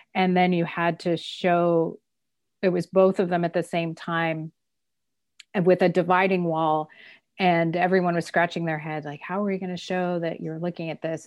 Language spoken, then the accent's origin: English; Southern California, United States; also born or lived in Fort Collins, Colorado / Kenya; I consider myself basically a Southern California person